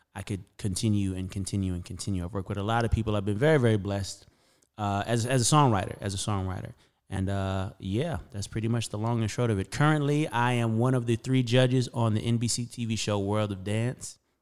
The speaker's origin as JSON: {"language": "English", "town": "Las Vegas", "region": "Nevada", "country": "United States", "tie": "born or raised there", "also_born_or_lived": "Camden, Arkansas"}